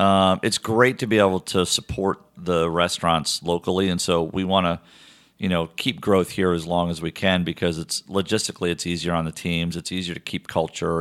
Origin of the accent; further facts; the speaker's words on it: Connecticut, United States; moved away; I'm from Connecticut